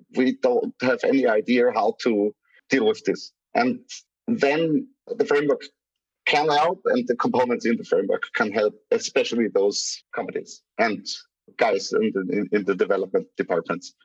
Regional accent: Graz, Styria, Austria; my city, from Graz, from the from my hometown

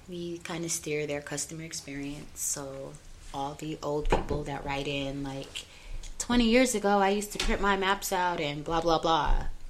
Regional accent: Denver, Colorado, United States; I'm from Montbello

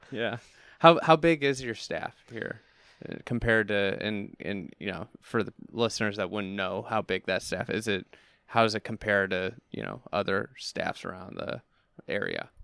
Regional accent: Chicago, Illinois, United States; being a Chicagoan

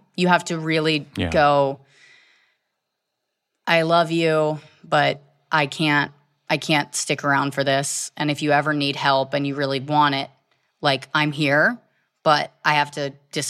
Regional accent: Virginia, United States; I grew up in Virginia.

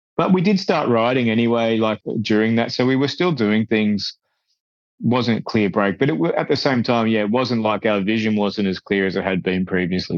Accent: Australia; we're a small country. We're a long way, we're a hell of a long way from you guys and from, and from, you know, the UK and Europe

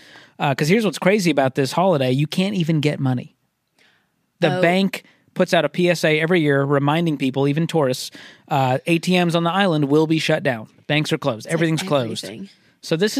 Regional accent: Dedham, Massachusetts, United States; But it was like the Flag Day parade in my hometown of Dedham, Massachusetts.

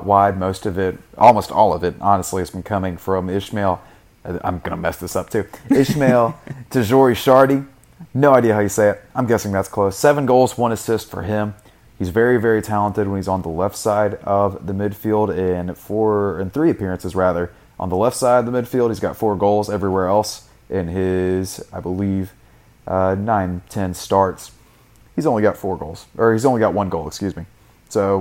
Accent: the South, United States; accent: southern; my southern accent

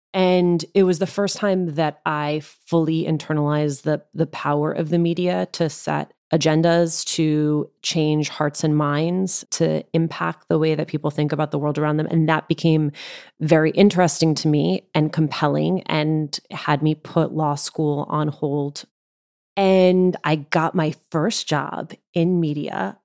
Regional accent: New Jersey, United States; accent: Jersey; my Jersey accent

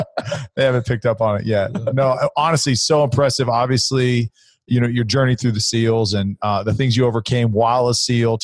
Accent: Fresno and Vacaville, California, United States; I grew up in Fresno and Vacaville, actually.

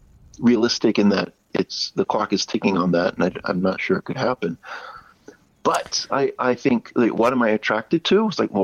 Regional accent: United States; now in Japan; I'm American, and but yeah, being here in Japan

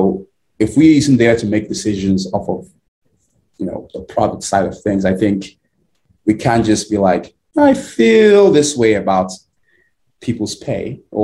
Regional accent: Nigeria; now in United States; I am originally from Nigeria. Grew up in Nigeria. My early years and been in the US for over 10 years now.

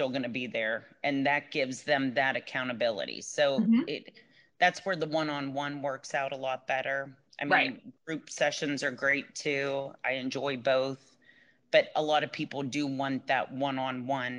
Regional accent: Pittsburgh, Pennsylvania, United States; moved away as an adult; I'm originally from Pittsburgh, from Pennsylvania, and I've been down here for 11, 12 years

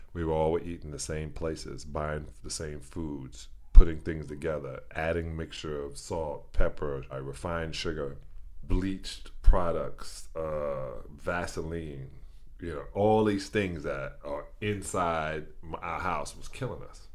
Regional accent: New York, United States; I was born in Brooklyn, New York, at Brooklyn Jewish Hospital

